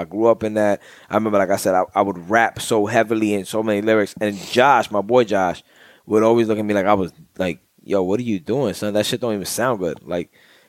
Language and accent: English; New York, United States; he knew my accent. He's like, yo, you're from New York